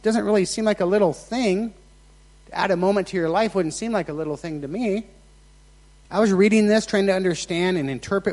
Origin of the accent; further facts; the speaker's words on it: Nevada, United States; moved away; I was raised in Nevada.